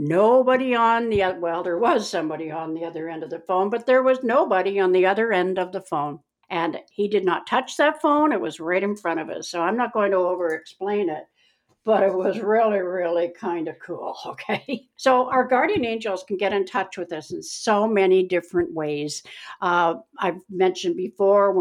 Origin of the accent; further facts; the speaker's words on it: Keswick, Ontario, Canada; also born or lived in Meaford; when we were growing up in Keswick, Ontario